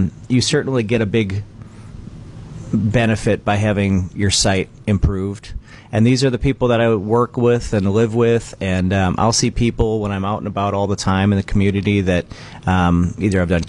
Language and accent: English; Verona, Wisconsin, United States; also born or lived in Milwaukee, Wisconsin / Twin Cities, Minnesota; now in Beaver Dam, United States; I grew up in Verona, Wisconsin, just west of Madison